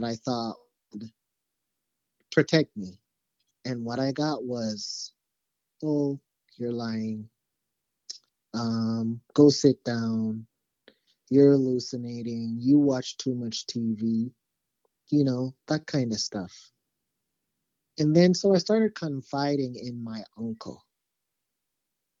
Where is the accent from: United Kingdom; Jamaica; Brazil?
Jamaica; moved away as an adult; now in United States; I actually grew up in Jamaica, so I'm not from the United States. I came here to the United States when I was 18